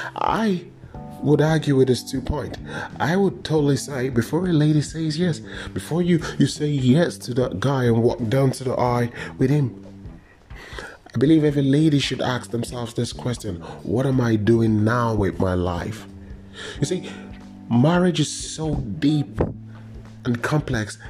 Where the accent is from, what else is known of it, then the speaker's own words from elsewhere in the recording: Nigeria; when I was growing up in Nigeria